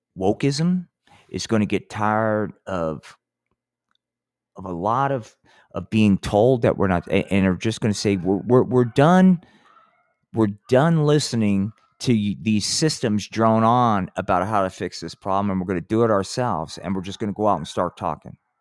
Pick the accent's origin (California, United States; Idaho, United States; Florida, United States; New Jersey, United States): New Jersey, United States; moved away; I came from Jersey